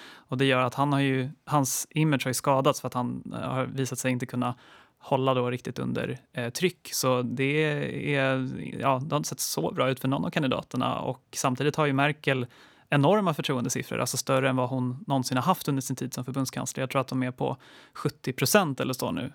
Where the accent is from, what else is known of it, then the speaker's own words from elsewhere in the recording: Sweden; som svensk